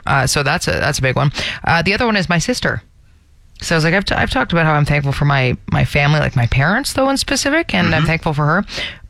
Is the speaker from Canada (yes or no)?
yes; Toronto, Ontario, Canada; now in Calgary, Canada; I grew up in Toronto, and it's so gloomy there during the winter.